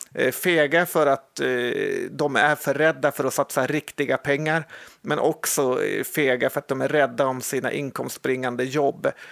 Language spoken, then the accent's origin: Swedish; Sweden; vi svenskar